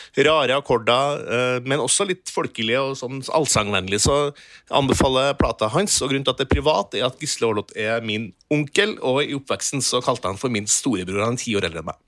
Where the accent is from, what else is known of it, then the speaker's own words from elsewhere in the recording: Trøndelag, Norway; jeg er trønder